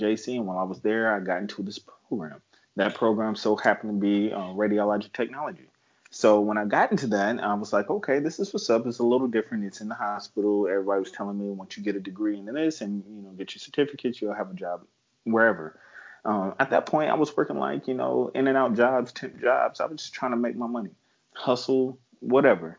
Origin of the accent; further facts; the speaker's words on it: San Bernardino, California, United States; I'm from San Bernardino, California. I mean, for the natives out here, we call it Adi.